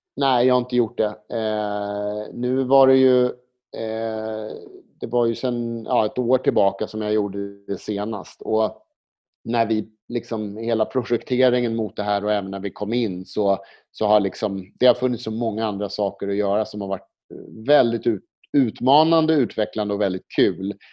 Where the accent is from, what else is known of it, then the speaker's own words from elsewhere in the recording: Sweden; now in Spain; komma som svensk till Spanien